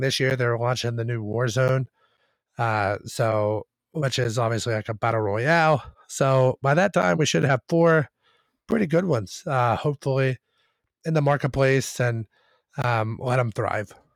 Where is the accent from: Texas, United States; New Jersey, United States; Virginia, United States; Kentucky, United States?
Kentucky, United States; we are from Kentucky